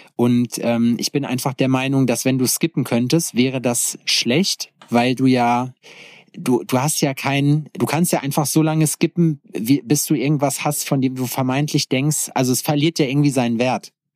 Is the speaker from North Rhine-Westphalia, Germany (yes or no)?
yes; North Rhine-Westphalia, Germany; moved away; in meinem Heimatort Schexmühle. Shoutout an Schexmühle 58 Represent. Und äh, so ein kleines Nest zwischen Hagen und Lüdenscheid im Nordrhein-Westfalia